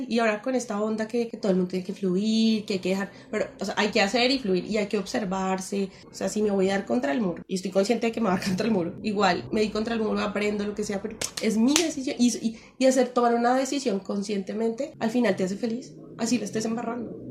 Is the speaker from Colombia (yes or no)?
yes; Colombia; como uno como colombiano siempre como que le hablan de los dichos